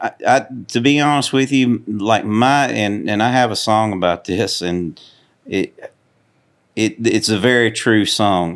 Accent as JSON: {"language": "English", "town": "Cunningham", "region": "Tennessee", "country": "United States", "tie": "born or raised there", "also_born_or_lived": "Houston, Texas", "said": "I was born in Houston, Texas, and, um, I, I really grew up in a place called Cunningham, about, probably about an hour from here."}